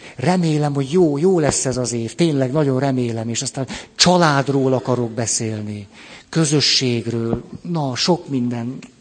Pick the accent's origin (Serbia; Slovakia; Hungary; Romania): Hungary